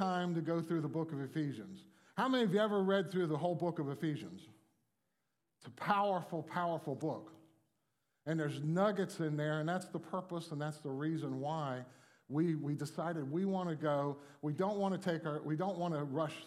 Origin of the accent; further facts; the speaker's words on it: Miami, Florida, United States; I grew up in Miami